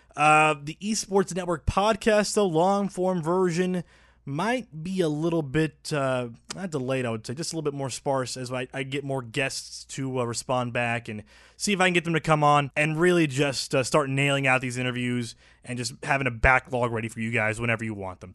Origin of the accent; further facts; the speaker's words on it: Puerto Rico; also born or lived in North Texas; now in Dallas, United States; I was born in Puerto Rico